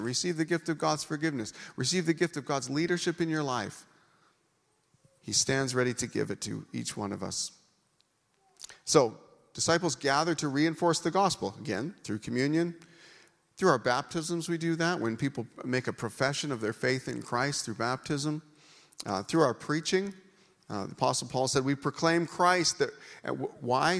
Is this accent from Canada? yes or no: yes; Canada; being a Canadian